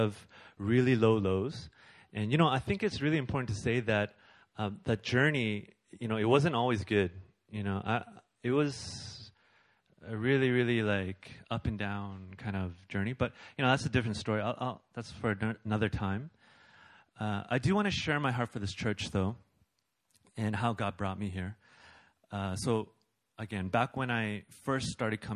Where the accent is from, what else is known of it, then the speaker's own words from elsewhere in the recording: Canada; I'm Canadian